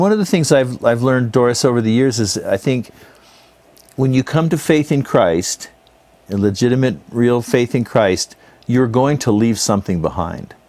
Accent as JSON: {"language": "English", "region": "California", "country": "United States", "tie": "born or raised there", "also_born_or_lived": "Salt Lake City, Utah", "said": "born in Salt Lake, but I grew up in California"}